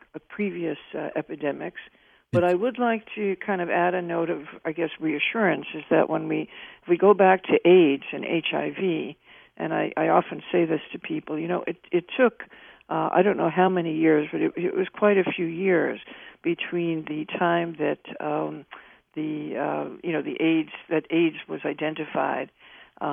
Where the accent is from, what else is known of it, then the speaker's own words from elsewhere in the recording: New York, United States; as a New Yorker